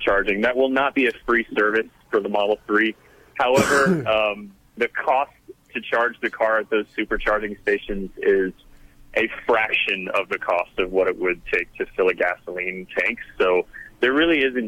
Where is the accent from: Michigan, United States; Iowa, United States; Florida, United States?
Florida, United States; now in California, United States; I'm from Florida, but out here in California